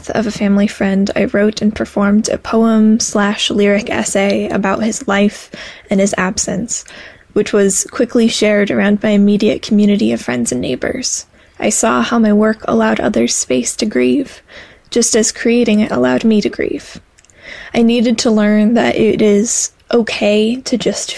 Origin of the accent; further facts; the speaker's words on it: St. Paul, Minnesota, United States; I am from St. Paul, Minnesota